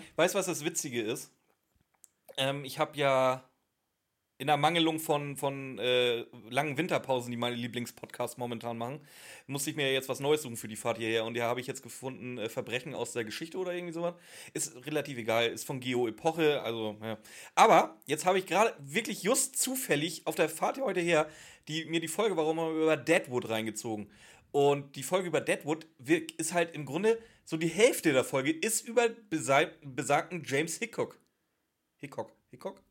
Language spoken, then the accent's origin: German; Northern Germany, Germany; Bei uns in Norddeutschland